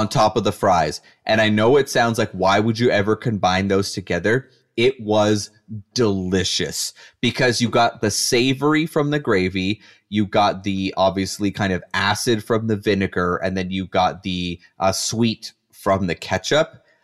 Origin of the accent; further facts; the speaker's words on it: Canada; I'm a Canadian